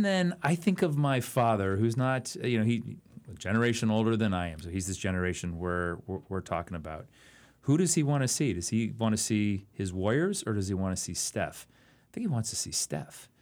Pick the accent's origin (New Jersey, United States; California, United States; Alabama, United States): California, United States; Oakland; I grew up in Oakland, California